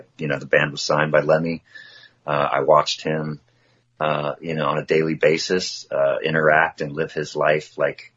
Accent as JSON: {"language": "English", "area": "near Oakland", "region": "California", "country": "United States", "tie": "born or raised there", "said": "my hometown is near Oakland"}